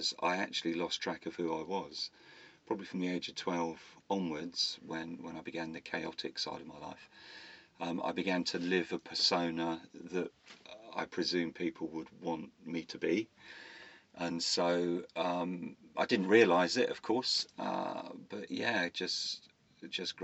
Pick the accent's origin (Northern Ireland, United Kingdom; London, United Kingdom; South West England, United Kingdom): South West England, United Kingdom; Bournemouth; I was brought up in Bournemouth